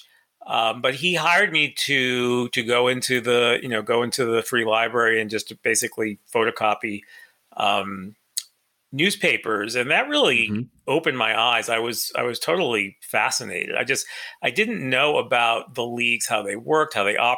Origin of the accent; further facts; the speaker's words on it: Rhode Island, United States; moved away; also born or lived in Philadelphia; I'm from Rhode Island